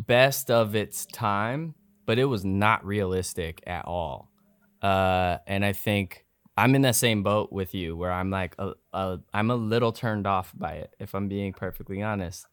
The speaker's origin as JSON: {"language": "English", "town": "Seattle", "region": "Washington", "country": "United States", "said": "I'm from Seattle"}